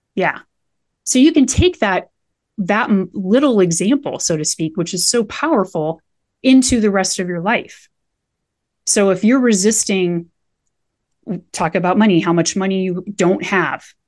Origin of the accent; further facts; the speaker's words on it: Nebraska, United States; now in Colorado, United States; I grew up in Nebraska, spent most of my life in a trailer down by the river.